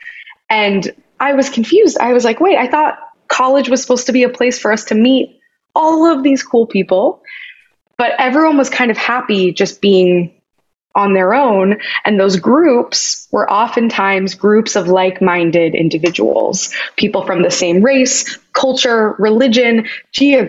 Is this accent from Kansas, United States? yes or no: yes; Kansas, United States; moved away; where my journey started growing up in Kansas